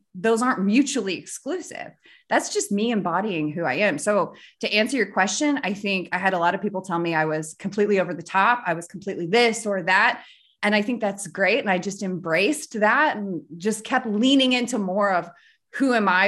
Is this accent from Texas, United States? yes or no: no; North Central Missouri, United States; So we grew up in North Central Missouri.